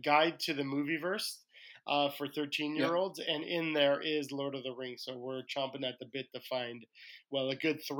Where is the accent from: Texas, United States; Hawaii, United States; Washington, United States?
Hawaii, United States; I'm from Hawaii